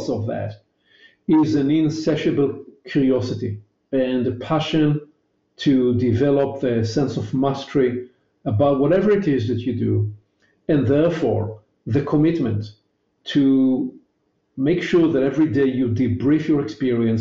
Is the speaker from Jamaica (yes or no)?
no; Israel; accent: Hebrewish; my elegant Hebrewish accent